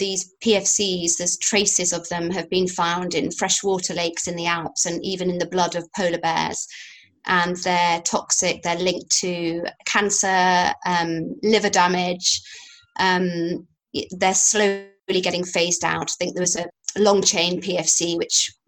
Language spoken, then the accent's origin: English; Yorkshire and the Humber, United Kingdom; a farmer's daughter from Yorkshire